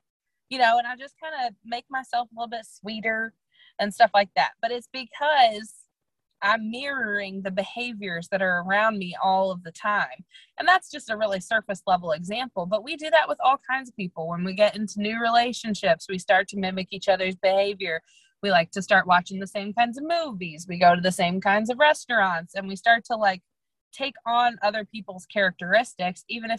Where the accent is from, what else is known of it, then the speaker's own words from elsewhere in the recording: Midwest, United States; also born or lived in St. Louis / Chicago; I am from the Midwest. I always have been. I lived in St. Louis and then Chicago.